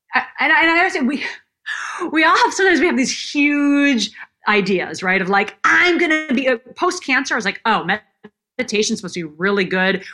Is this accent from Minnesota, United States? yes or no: yes; Minnesota, United States; moved away as an adult; also born or lived in Illinois; from the time I was 12 growing up in Minnesota